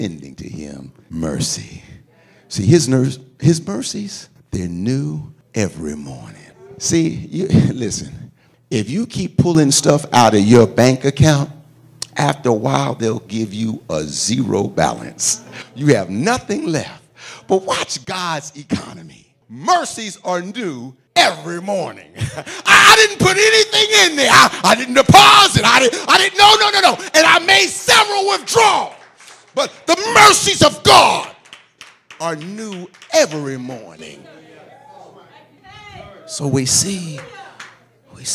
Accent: Philadelphia, Pennsylvania, United States; I come from Philadelphia. When I was a young man, I went to more funerals than I ever have as an adult

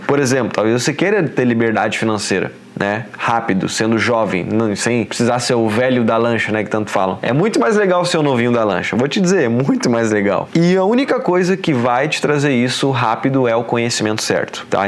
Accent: Porto Alegre, Rio Grande do Sul, Brazil; moved away as an adult; now in Florianópolis, Brazil; Eu cresci, nasci lá, né, em Porto Alegre

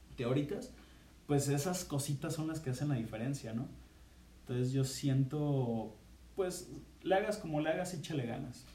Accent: Guadalajara, Jalisco, Mexico; somos de, aquí de Guadalajara.

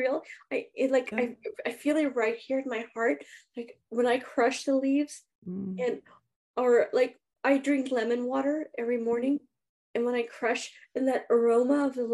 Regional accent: India; now in Southern California, United States; growing up in India, because I was raised partially in India

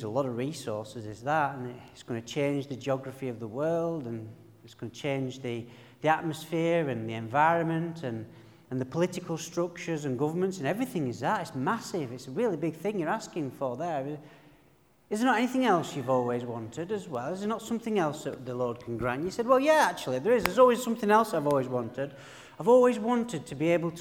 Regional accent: Burnley, North West England, United Kingdom; accent: broad, rich northern; my broad, rich northern accent, that I'm from the Pennines. I'm from a place called Burnley

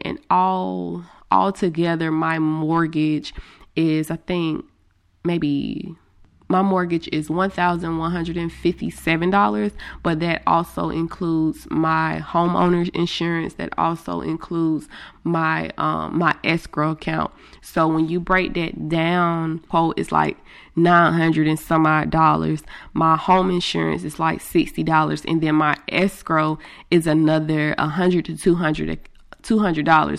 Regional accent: Greenville, United States; since I am from Greenville

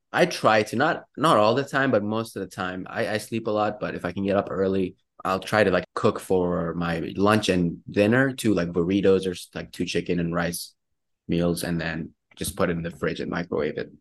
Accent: Iran; now in Pittsburgh, United States; I'm actually from Iran

